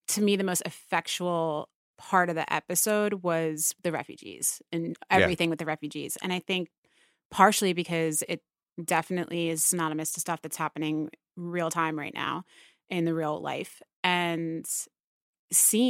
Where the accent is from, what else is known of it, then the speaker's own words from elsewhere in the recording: United States; my hometown is right outside of the city